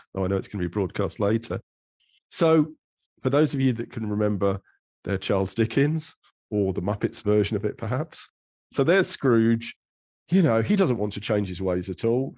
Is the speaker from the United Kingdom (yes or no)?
yes; England, United Kingdom; I'm an English man of a sort of certain middle age